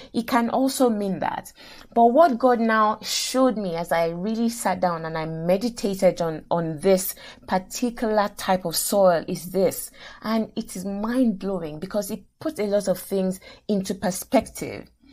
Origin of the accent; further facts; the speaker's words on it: Nigeria; moved away; I grew up in Nigeria, went to university in Nigeria, et cetera.